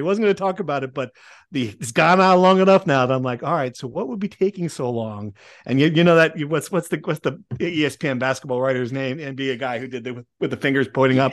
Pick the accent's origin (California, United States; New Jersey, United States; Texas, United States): New Jersey, United States; Nutley; I grew up in Nutley, North Jersey